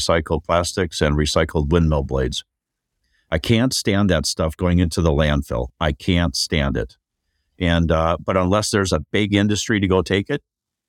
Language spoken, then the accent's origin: English; Minnesota, United States; Like, we're from Minnesota.